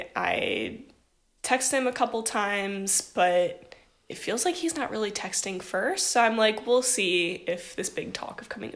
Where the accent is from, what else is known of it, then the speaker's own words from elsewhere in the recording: Ohio, United States; moved away as an adult; now in Los Angeles, United States; I visited my hometown. I went to college at Ohio State